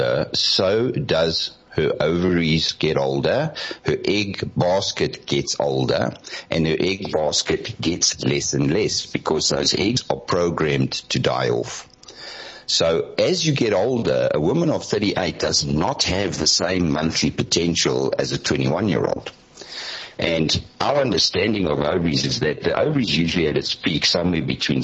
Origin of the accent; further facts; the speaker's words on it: Benoni, Gauteng, South Africa; when I grew up in Benoni, my mother had a half-day job